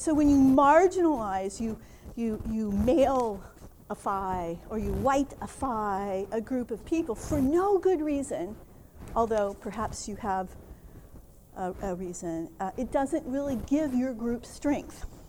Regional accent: Minnesota, United States; I'm from Minnesota, agriculture is one of our big businesses

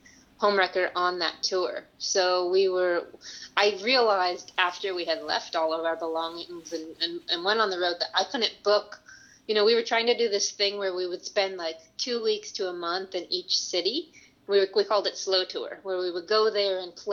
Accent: Chicago, Illinois, United States; moved away; I was born and raised in Chicago

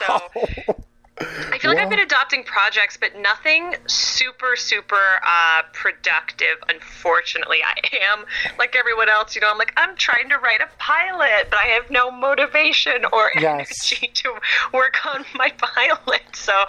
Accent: California, United States; And I know I'm from California and that's like real hippy dippy.

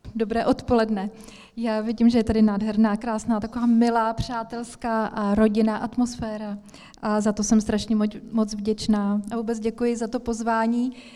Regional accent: Ostrava, Moravian-Silesian Region, Czechia; moved away; also born or lived in Svitavy; Já jsem se narodila v Ostravě a vděčím mojí mamince za to, že mě vodila do evangelické církve, do sboru evangelického od malička. A jak jsem tam tak chodila, tak jsem vyrůstala

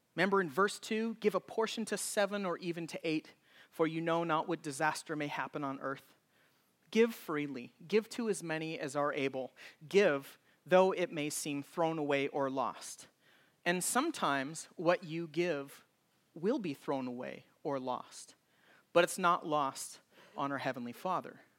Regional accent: Oregon, United States; when I was a child growing up in Oregon.

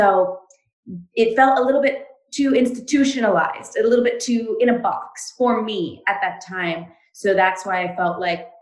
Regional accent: Montreal, Quebec, Canada; I am from Montreal in Canada

